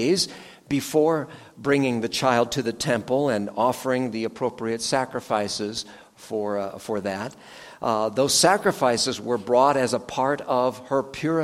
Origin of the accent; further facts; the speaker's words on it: Los Angeles, California, United States; now in Phoenix, United States; where I grew up in Los Angeles